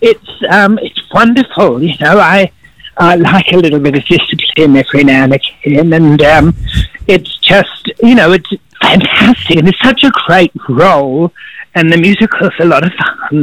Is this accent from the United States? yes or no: no; Australia; I'd never be able to give up my life in Australia because, well, I'm an Aussie